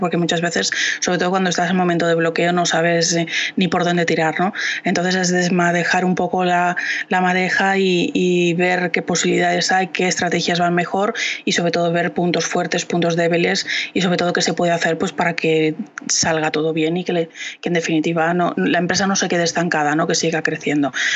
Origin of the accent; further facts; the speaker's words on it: Valladolid, Castile and León, Spain; yo soy de Valladolid